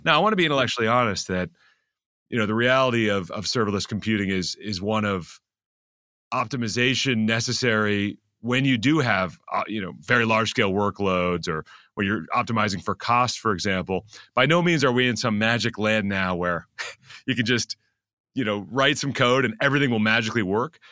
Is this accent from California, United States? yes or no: yes; Silicon Valley, California, United States; moved away as an adult; now in New York City, United States; I grew up in Silicon Valley